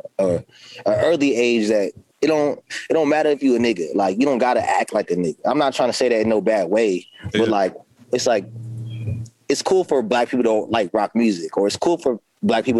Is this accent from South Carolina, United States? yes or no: no; California, United States; now in Baltimore, United States; I'm always going to be from Cali. I'm from Cali